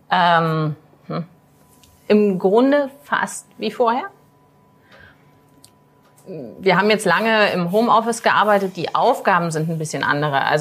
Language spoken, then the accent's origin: German; Magdeburg, Saxony-Anhalt, Germany; Ähm, bin äh, aus Magdeburg, bin hier zur Schule gegangen, ähm, habe hier auch studiert, habe aber meine Banklehre vorher im Harz gemacht, weil meine Familie aus dem Harz kommt.